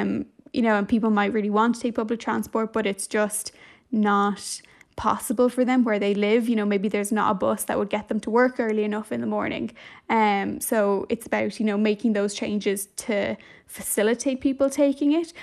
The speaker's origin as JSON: {"language": "English", "town": "Dublin", "region": "Leinster", "country": "Ireland", "said": "I'm from Dublin as well"}